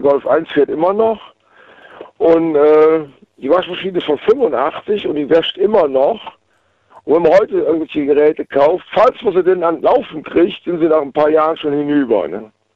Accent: Waldbröl, North Rhine-Westphalia, Germany; Aus Waldbrühl im Oberbergischen

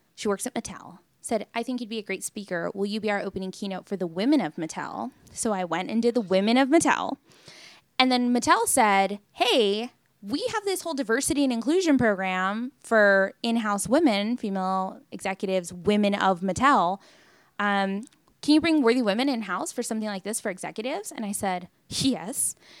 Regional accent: Long Beach, California, United States; now in Los Angeles, United States; I'm born and raised in Long Beach

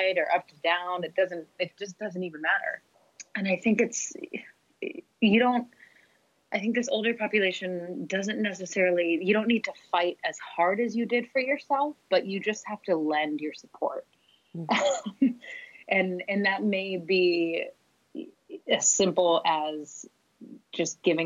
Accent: North Carolina, United States; I'm coming from North Carolina in the States

